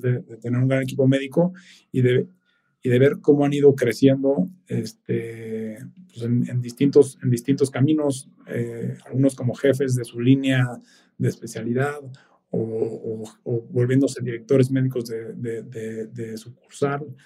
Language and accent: Spanish; Mexico City, Mexico; nosotros como mexicanos, y sobre todo viviendo en, en, la Ciudad de México, pues naces aquí y, y, por lo general creces aquí toda la vida.